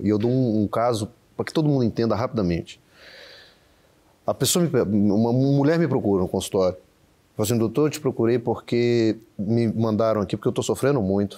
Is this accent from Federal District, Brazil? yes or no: yes; Brasília, Federal District, Brazil; moved away as an adult; also born or lived in Uberlândia; eu sou de Brasília, sou natural de Brasília, saí cedo, fui estudar na Universidade Federal de Uberlândia